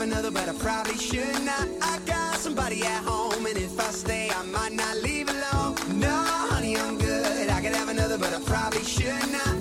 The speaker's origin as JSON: {"language": "Chinese", "region": "Shanghai", "country": "China", "said": "我是老上海人"}